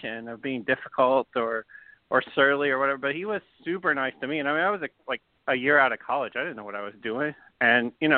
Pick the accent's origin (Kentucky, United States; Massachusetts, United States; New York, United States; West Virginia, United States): Kentucky, United States; Southern; Southern Kentucky. I've lived here all my life